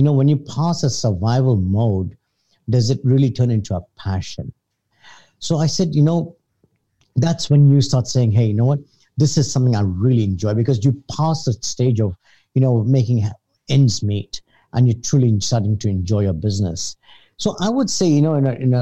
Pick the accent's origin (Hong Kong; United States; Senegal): Hong Kong; I was born in Hong Kong. Lived all my life here except for high university